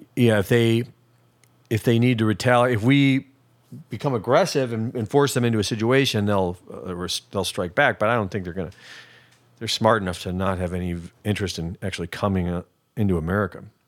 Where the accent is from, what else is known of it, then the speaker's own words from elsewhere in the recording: United States; I'm an American